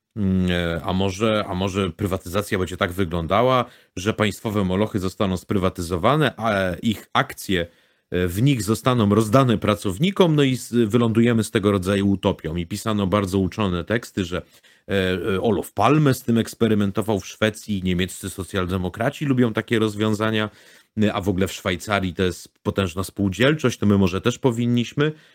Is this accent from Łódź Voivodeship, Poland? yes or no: yes; Łódź, Łódź Voivodeship, Poland; Jako łodzianin